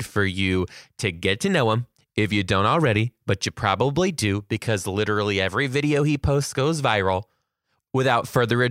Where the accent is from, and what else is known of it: Detroit, Michigan, United States